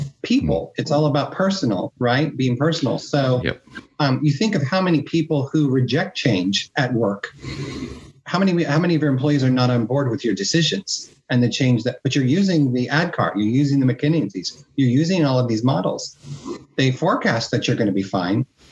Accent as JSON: {"language": "English", "region": "Midwest", "country": "United States", "tie": "born or raised there", "also_born_or_lived": "Miami, United States", "moved": "as an adult", "lives_now": "Spain", "said": "my environment where I grew up in the Midwest"}